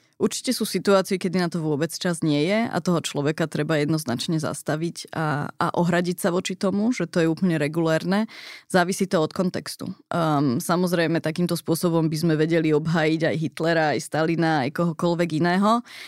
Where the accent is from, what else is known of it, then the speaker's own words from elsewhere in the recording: Slovakia; moved away as an adult; also born or lived in San Francisco, United States; tak sme sa vrátili na Slovensko